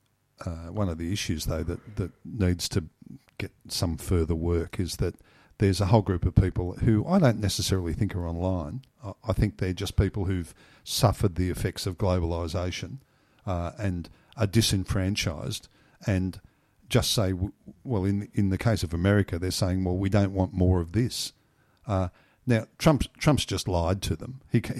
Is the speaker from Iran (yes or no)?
no; Griffith, New South Wales, Australia; born there; I was born in Griffith in 1951.